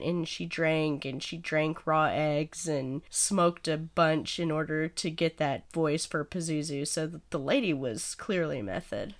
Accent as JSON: {"language": "English", "town": "Snyder", "region": "Texas", "country": "United States", "said": "I come from Snyder, Texas, and we don't give a fuck there, apparently"}